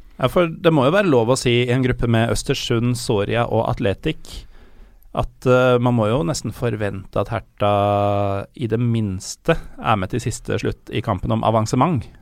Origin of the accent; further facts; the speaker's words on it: Norway; jeg er fra Norge